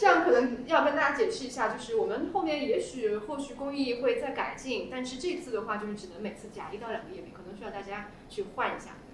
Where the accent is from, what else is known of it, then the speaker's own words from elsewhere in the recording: the North, northern China, China; 我是北方人